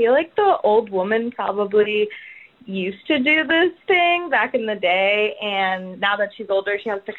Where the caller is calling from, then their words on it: Pasadena, California, United States; from Pasadena, and I'm 25 years old